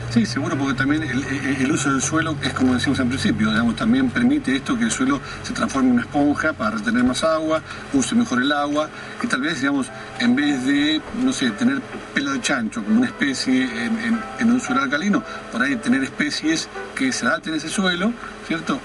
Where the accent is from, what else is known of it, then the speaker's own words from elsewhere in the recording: Argentina; somos así los argentinos